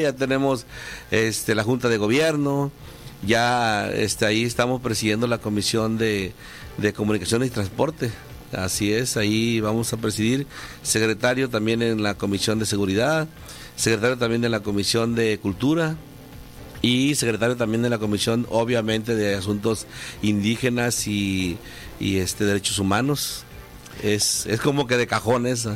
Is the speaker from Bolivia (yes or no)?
no; Marquelia, Guerrero, Mexico; now in Los Cabos, Mexico; de Marquelia Guerrero ese es mi municipio